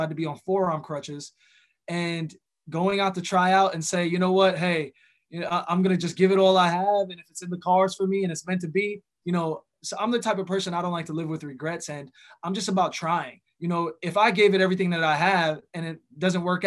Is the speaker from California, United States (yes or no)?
no; New York, United States; growing up in New York, you know, hip hop was a huge part of the culture